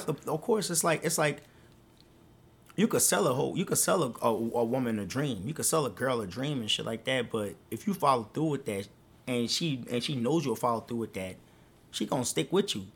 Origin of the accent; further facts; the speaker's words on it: New Orleans, Louisiana, United States; moved away; I, I'm from New Orleans.